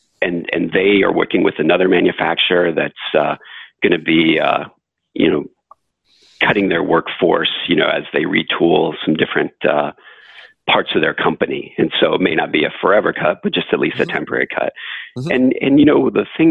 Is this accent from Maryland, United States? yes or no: no; Flint, Michigan, United States; I grew up in Flint, Michigan